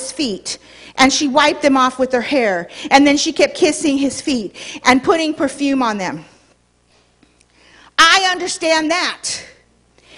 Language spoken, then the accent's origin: English; Los Angeles, California, United States; Born and raised in Hollywood.